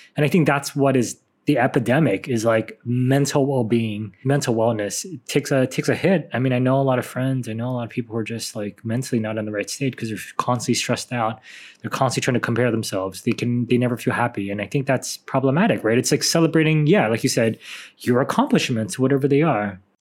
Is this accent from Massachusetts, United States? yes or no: no; San Francisco, California, United States; I'm from San Francisco